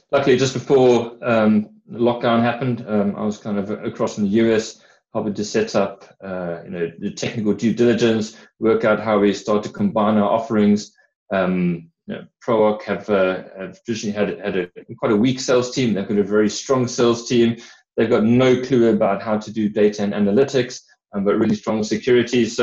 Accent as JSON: {"language": "English", "country": "South Africa", "accent": "hybrid South African and British", "moved": "as an adult", "lives_now": "United Kingdom", "said": "Uh, from my accent, you can hear I'm a bit of a hybrid um, sort of 30 odd years in, in South Africa and, and 15 odd in the UK."}